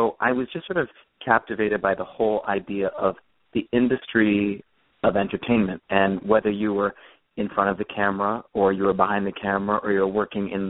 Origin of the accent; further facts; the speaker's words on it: California, United States; I grew up in California